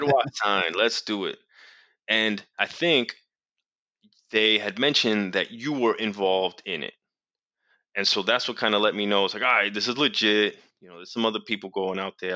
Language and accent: English; New York City, New York, United States; I'm from New York City